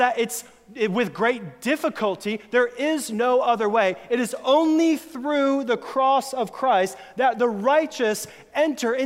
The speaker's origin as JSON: {"language": "English", "region": "Florida", "country": "United States", "tie": "born or raised there", "moved": "yes", "said": "when I was a teenager, a friend and I grew up in Florida"}